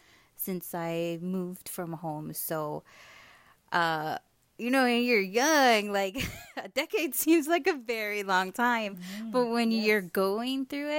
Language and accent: English; Hawaii, United States; moved away as an adult; growing up in Hawaii